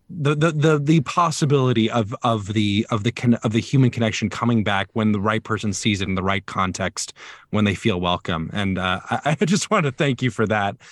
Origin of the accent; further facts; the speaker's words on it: Alabama, United States; now in Chicago, United States; I'm originally from Alabama